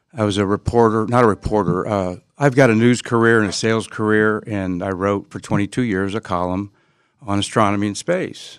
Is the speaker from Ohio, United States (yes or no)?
yes; Findlay, Ohio, United States; now in Florida, United States; since I was eight years old growing up in Findlay, Ohio.